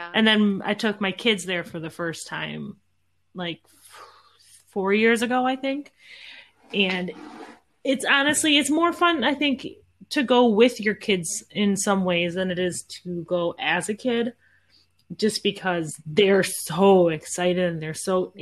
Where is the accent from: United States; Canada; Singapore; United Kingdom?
United States; Midwest; we're from the Midwest